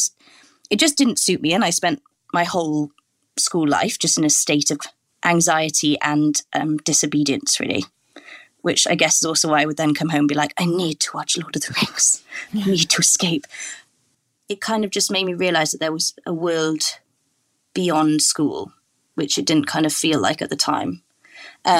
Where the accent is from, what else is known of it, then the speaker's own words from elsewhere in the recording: Welsh, Wales, United Kingdom; I'm Welsh speaking.